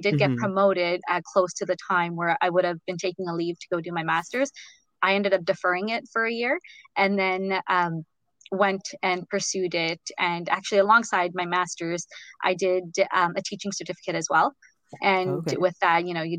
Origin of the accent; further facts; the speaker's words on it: Ottawa, Ontario, Canada; moved away as an adult; now in United States; I'm from Ottawa